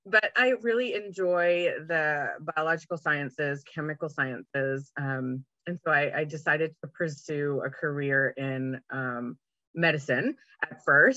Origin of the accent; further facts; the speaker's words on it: Canada; moved away as an adult; also born or lived in Vancouver, British Columbia; now in Oklahoma, United States; I live in Oklahoma. I'm originally from Canada